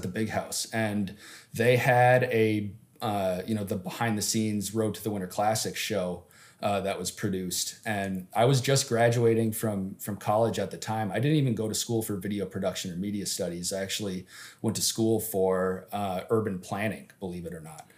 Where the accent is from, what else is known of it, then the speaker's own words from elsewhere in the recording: Upper Peninsula of Michigan, United States; also born or lived in Detroit; I'm from the Upper Peninsula of Michigan, where I grew up playing hockey outdoors all the time.